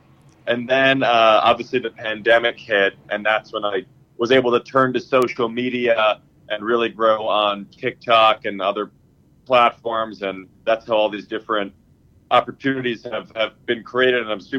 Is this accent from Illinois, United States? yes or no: yes; Chicago, Illinois, United States; moved away as an adult; now in New York, United States; I grew up in Chicago near Second City